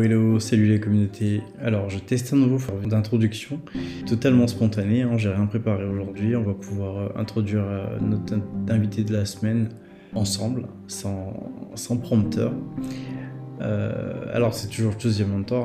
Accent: Côte d’Ivoire; moved away as an adult; now in France; je suis né en Côte d'Ivoire. Euh, j'ai, euh, j'ai étudié une bonne partie euh, de ma vie en Côte d'Ivoire

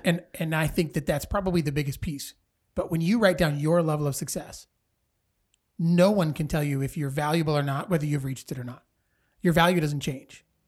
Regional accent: Dixon, Illinois, United States; also born or lived in Sterling, Illinois; I grew up in Dixon, graduated from Dixon High School, uh, but I went to kindergarten at Franklin School

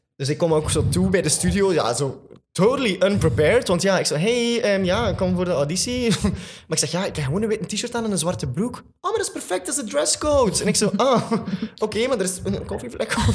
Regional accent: Flanders, Belgium; een van de grotere musicalartiesten bij ons in Vlaanderen

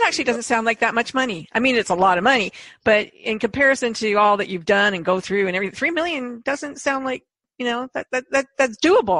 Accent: Canada; Yeah, I'm from Canada.

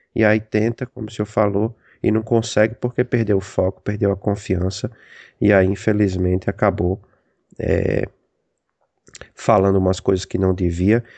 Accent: Rio Grande do Norte, Brazil; moved away as an adult; now in United States; eu sou do Rio Grande do Norte

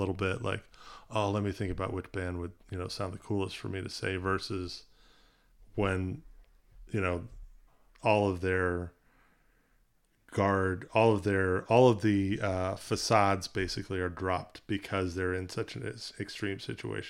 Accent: South Carolina, United States; growing up in the South, being in, you know, very conservative, you know, area of South Carolina

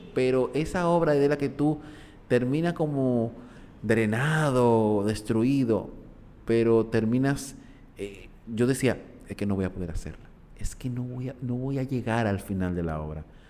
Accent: Dominican Republic; como dominicanos

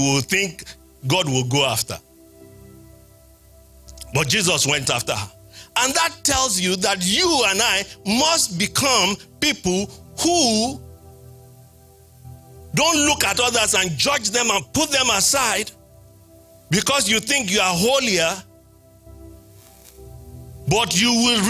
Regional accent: Nigeria; moved away; I'm from Nigeria

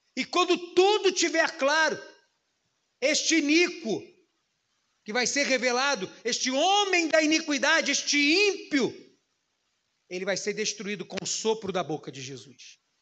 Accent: Brazil; como brasileiros

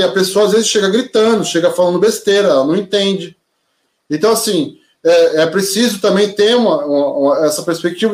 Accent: São Vicente, São Paulo, Brazil; minha caminhada, quase a maior parte da minha vida, em São Vicente

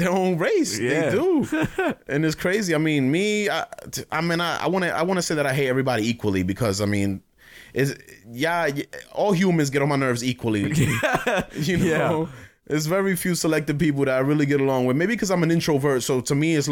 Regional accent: New York City, New York, United States; also born or lived in Dominican Republic; Although I was born there, I was basically raised my entire life in Bed-Stuy, Brooklyn.

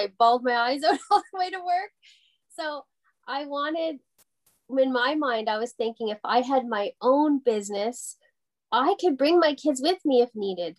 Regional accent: Porter's Lake, Nova Scotia, Canada; now in Lanark County, Canada; I'm actually from Porter's Lake, so it's just outside of Halifax, Nova Scotia, born and raised there.

